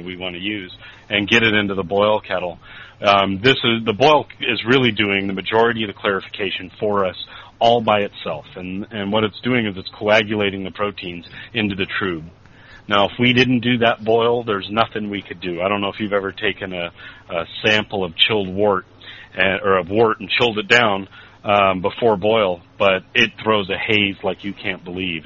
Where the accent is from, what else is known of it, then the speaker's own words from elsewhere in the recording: California, United States; I'm from California